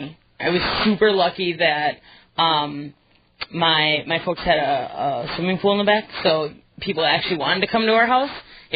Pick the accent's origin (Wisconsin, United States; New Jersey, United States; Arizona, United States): Wisconsin, United States; New Berlin; I grew up in New Berlin, which is outside of Milwaukee, and we actually lived not too far from the bike trail